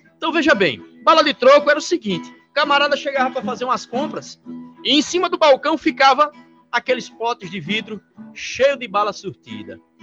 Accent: Sobrado, Paraíba, Brazil; Eu sou aqui de Sobrado, da cidade de Sobrado

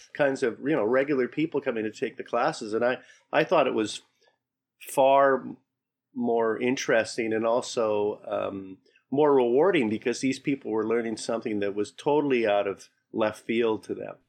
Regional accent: Calgary, Alberta, Canada; now in Toronto, Canada; I'm from Calgary originally.

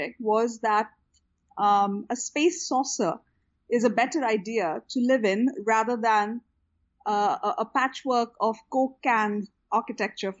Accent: Ahmedabad, Gujarat, India; also born or lived in California / Houston; now in Bangalore, India; I had one of the most fantastic childhoods growing up in Ahmedabad

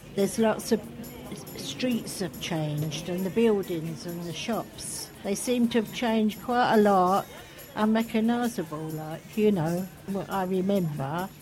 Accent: London, United Kingdom; accent: Cockney; moved away as an adult; also born or lived in Shoreditch; now in Stoke Newington, United Kingdom; originally from the Isle of Dogs. I'm a Cockney

